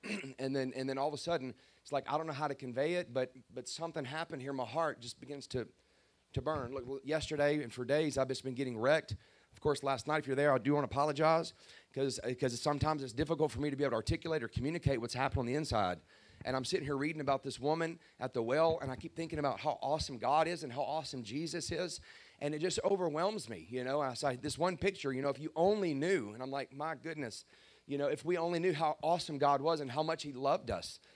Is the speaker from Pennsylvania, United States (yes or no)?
no; Baton Rouge, Louisiana, United States; I'm 49 years old now, and I grew up in Baton Rouge